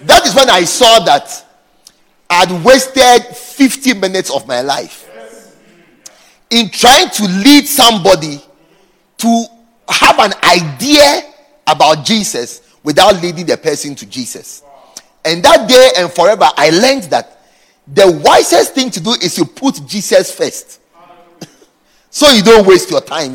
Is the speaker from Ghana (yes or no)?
yes; Ghana; moved away as an adult; also born or lived in Dakar, Senegal; I was from Ghana, from a great church.